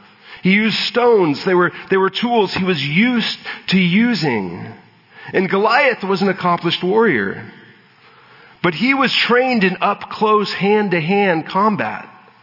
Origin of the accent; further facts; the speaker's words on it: San Diego, California, United States; I'm from San Diego. I have a long history and disdain for the Patriots.